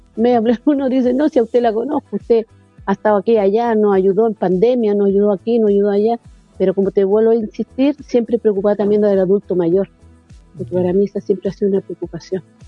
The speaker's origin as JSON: {"language": "Spanish", "town": "Tocopilla", "region": "Antofagasta", "country": "Chile", "moved": "yes", "lives_now": "Antofagasta, Chile", "said": "no soy antofagastina, pero sí soy tocopillana. Llevo 27 que estoy aquí en Antofagasta"}